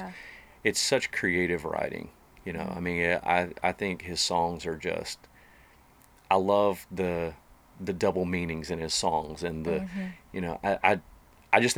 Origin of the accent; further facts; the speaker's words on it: Hildebran, North Carolina, United States; moved away as an adult; now in Nashville, United States; I grew up in Western North Carolina, in a little town called Hildebrand, North Carolina.